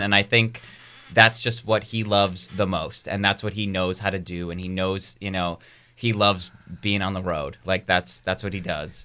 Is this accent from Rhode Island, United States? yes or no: yes; Rhode Island, United States; moved away; I was born and raised in Rhode Island